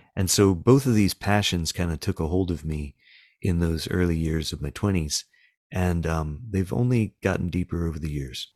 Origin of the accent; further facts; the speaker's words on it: the South, United States; I live in a small town in the South, and I am a Southerner